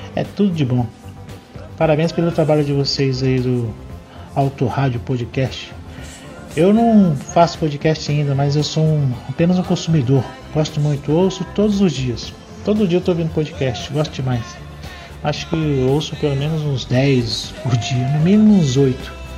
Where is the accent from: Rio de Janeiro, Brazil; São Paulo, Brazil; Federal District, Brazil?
Federal District, Brazil; Brasília; sou de Brasília